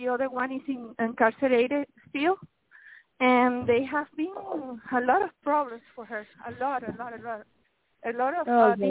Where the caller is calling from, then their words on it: Miami, Florida, United States; I'm calling from Miami.